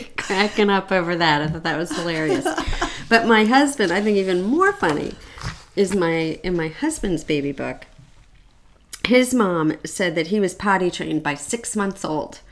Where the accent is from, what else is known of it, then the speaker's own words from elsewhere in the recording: Santa Barbara, California, United States; I was born in Santa Barbara